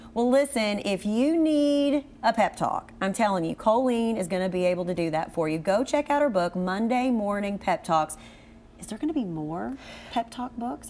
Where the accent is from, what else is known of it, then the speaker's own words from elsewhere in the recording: Cynthiana, Kentucky, United States; now in Lexington, United States; we are from Cynthiana and born and raised, but now being in Lexington